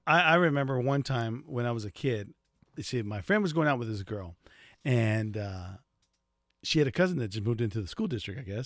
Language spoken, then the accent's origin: English; United States; I'm from in the United States